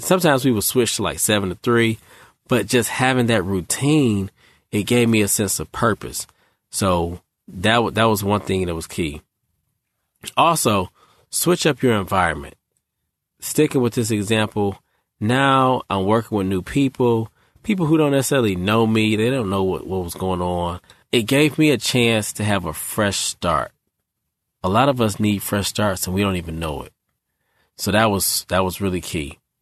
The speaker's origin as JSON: {"language": "English", "region": "Michigan", "country": "United States", "moved": "yes", "lives_now": "Raleigh, United States", "said": "I'm from Michigan"}